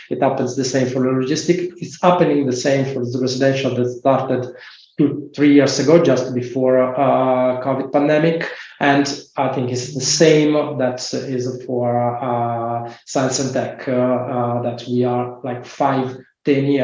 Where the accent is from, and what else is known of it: Italy